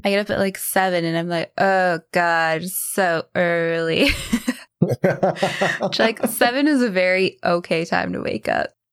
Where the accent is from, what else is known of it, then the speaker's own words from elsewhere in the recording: Canada; moved away as an adult; now in Australia; being a Canadian